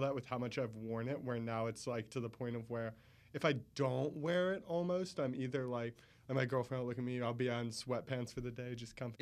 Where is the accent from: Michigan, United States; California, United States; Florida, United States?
Florida, United States; Jacksonville; moved away as an adult; now in Orlando, United States; originally from Jacksonville